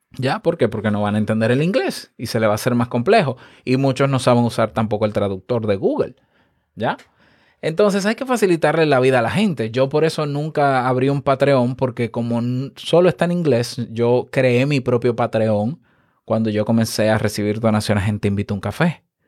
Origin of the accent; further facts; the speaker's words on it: Dominican Republic; en mi país